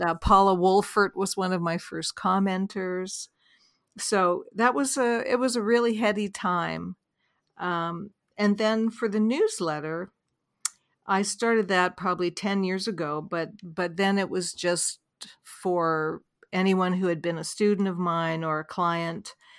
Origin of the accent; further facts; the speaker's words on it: Vancouver, British Columbia, Canada; I grew up in Vancouver, Canada